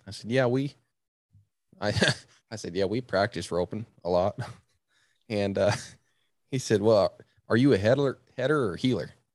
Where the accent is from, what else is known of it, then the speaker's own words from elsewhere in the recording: Virginia, United States; I was born in Virginia